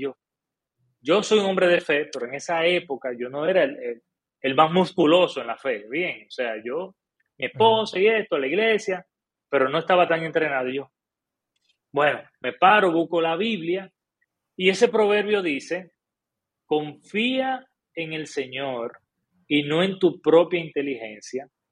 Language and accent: Spanish; Dominican Republic; como buen dominicano